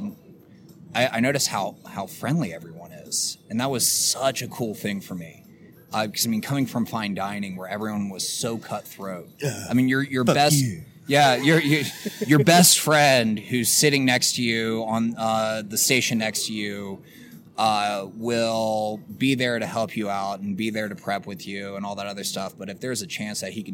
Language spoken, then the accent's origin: English; Virginia, United States; moved away; growing up in Virginia